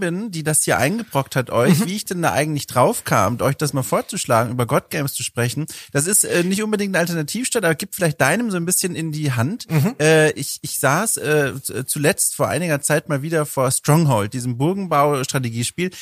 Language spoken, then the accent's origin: German; Southern Germany, Germany; ich komme ja aus Süddeutschland, Oberministrant und Ministrant von den Jahren 12 bis 18